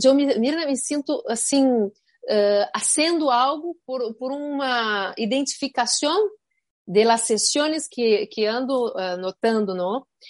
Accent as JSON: {"language": "Portuguese", "region": "Rio Grande do Sul", "country": "Brazil", "moved": "yes", "lives_now": "Miami, United States", "said": "em Rio Grande do Sul, de onde venho, há muitas empresas familiares"}